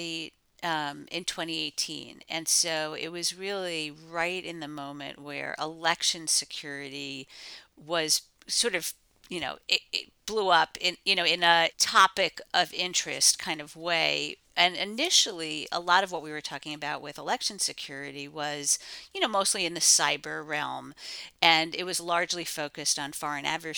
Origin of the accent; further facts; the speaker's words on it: Pennsylvania, United States; I'm from Pennsylvania